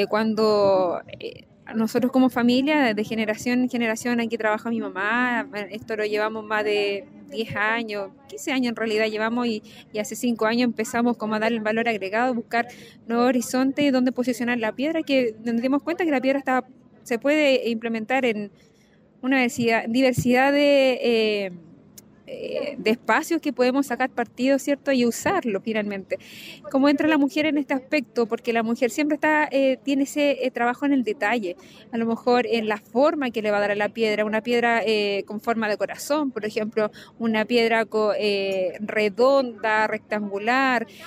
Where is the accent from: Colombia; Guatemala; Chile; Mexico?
Chile; San Javier, Maule; Mira, soy vengo de la comuna de San Javier de Loncomilla